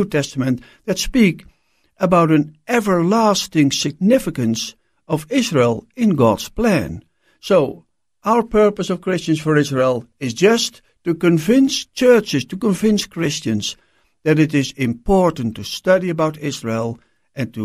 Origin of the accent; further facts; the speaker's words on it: Netherlands; I'm born and raised in Holland